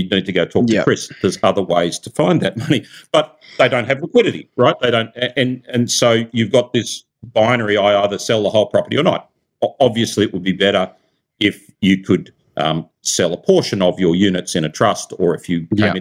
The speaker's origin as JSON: {"language": "English", "region": "Central Coast of New South Wales", "country": "Australia", "tie": "born or raised there", "also_born_or_lived": "Silicon Valley", "moved": "yes", "said": "I grew up on the Central Coast of New South Wales."}